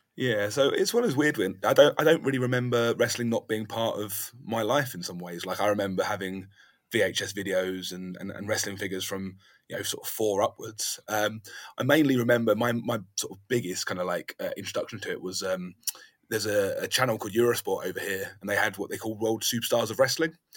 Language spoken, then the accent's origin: English; London, United Kingdom; now in South of England, United Kingdom; I'm actually from London originally